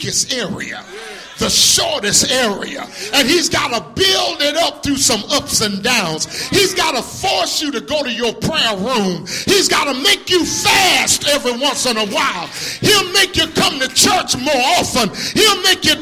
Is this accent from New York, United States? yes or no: no; Tuscaloosa, Alabama, United States; I'm from Tuscaloosa, you know. I grew up there as a young boy